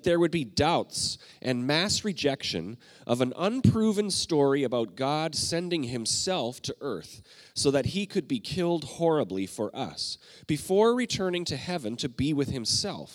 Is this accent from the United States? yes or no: no; Canada; I'm Canadian